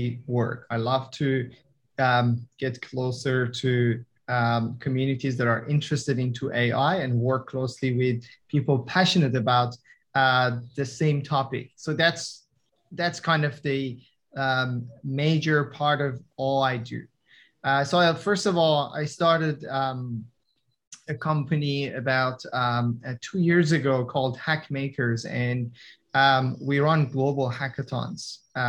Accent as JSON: {"language": "English", "country": "Iran", "first_language": "Persian", "second_language": "English", "moved": "as an adult", "lives_now": "Australia", "said": "I'm from Iran, immigrated to Australia around 10 years ago."}